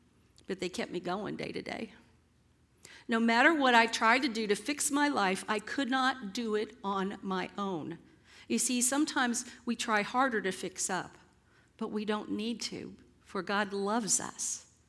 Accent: San Antonio, Texas, United States; I told you guys I was raised up here in San Antonio and went to Roy Baldwin's alma mater, where he taught for all those years.

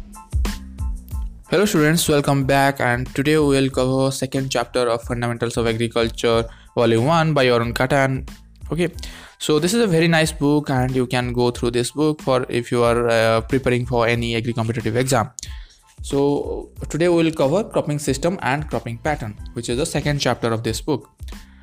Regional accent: India; from India.

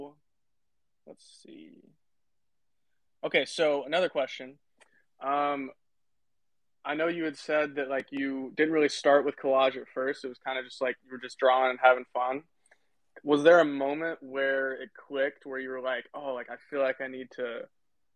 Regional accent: Tennessee, United States; I grew up in Tennessee

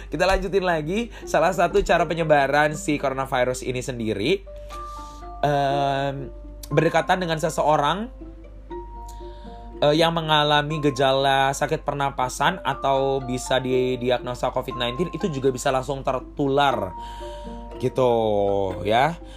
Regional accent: Bandar Lampung, Lampung, Indonesia; Lampung, gue berasal dari Bandar Lampung itu sekitar udah satu atau dua orang yang udah terpapar coronavirus

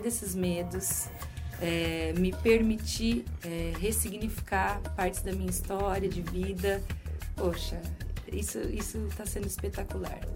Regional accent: Brazil; accent: Brazilian; moved away as an adult; now in Portugal; eu sou brasileira. Ah, uhum. Acho que percebe pelo sotaque

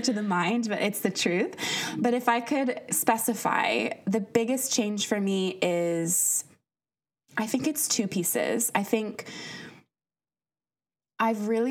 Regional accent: United States; moved away as an adult; I'm from the States originally

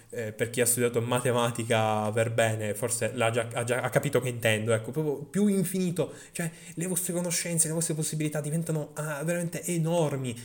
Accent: Sicily, Italy; accent: Sicilian; la mia inflessione siciliana

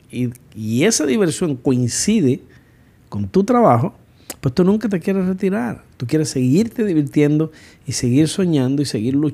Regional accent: United States; yo soy una gringa

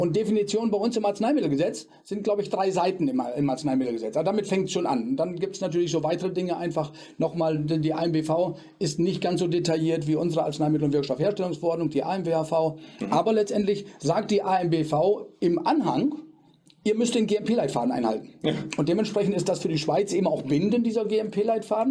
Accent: Germany; bei uns in Deutschland

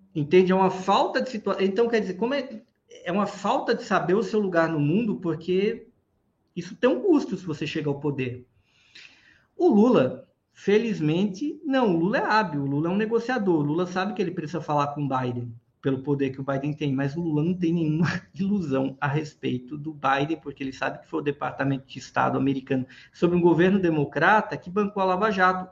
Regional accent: Pernambuco, Brazil; mas sou cearense não, sou lá de Pernambuco

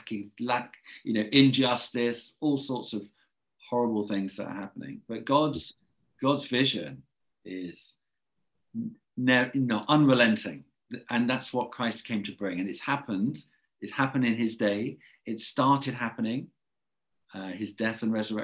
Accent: England, United Kingdom; accent: English; I should apologize for my English accent

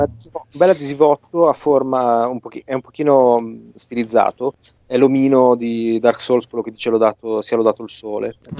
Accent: Genoa, Liguria, Italy; Io da buon genovese

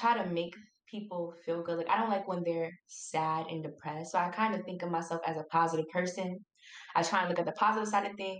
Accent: New York City, New York, United States; I'm from New York, specifically Far Rockaway

